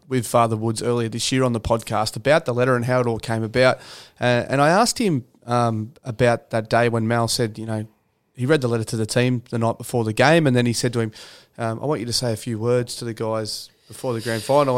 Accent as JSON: {"language": "English", "town": "Canberra", "region": "Australian Capital Territory", "country": "Australia", "tie": "born or raised there", "also_born_or_lived": "Wagga Wagga, New South Wales", "said": "my dad had a, a, a work opportunity, which just happened to be in Canberra"}